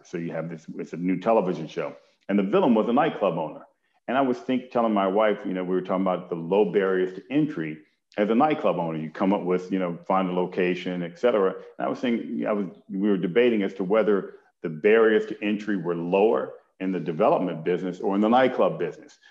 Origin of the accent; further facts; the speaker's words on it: Detroit, Michigan, United States; moved away; a part of my childhood I spent in Detroit, Michigan